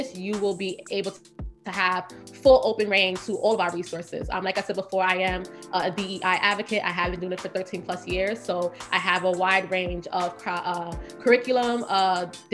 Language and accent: English; New York City, New York, United States; I'm from Brooklyn, grew up, Flatbush born and raised.